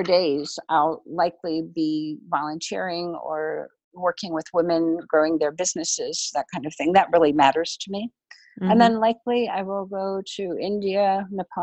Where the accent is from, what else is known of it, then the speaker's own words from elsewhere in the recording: Germany; moved away; I grew up in Germany